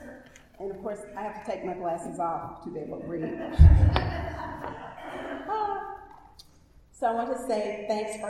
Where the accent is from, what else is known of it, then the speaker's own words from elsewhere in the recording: Shreveport, Louisiana, United States; moved away; Growing up in Shreveport, the youngest daughter of the eldest daughter, whose father and one brother were Baptist preachers, I spent a lot of my early years in church